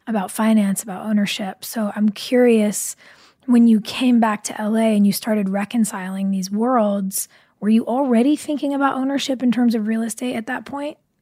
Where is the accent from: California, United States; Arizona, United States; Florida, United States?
California, United States; Burbank; I grew up riding horses in Burbank